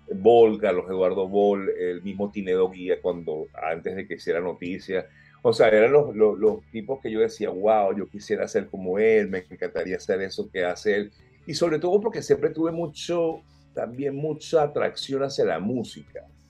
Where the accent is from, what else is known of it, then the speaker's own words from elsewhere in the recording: Caracas, Capital District, Venezuela; moved away as an adult; me crié en el Cafetal, en Caracas